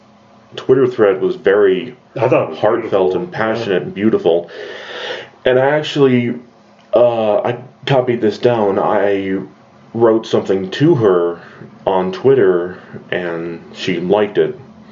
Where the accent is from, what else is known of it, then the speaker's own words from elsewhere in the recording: United States; I am an American, and I will be voting wisely in our election in 2020.